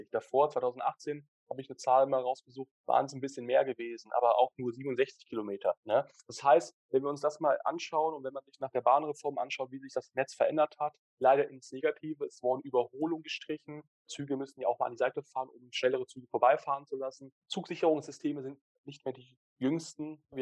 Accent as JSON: {"language": "German", "country": "Switzerland", "said": "dass wir als Schweizer da auch Vorreiter sind in der Schweiz"}